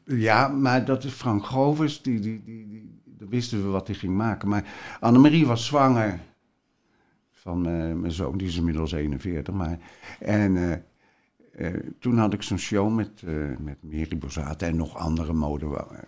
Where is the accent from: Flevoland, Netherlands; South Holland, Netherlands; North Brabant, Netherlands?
South Holland, Netherlands; Rotterdam; ik kom uit de Rotterdamse volksbuurt